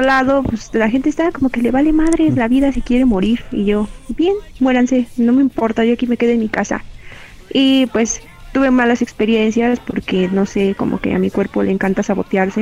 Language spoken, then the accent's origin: Spanish; Mexico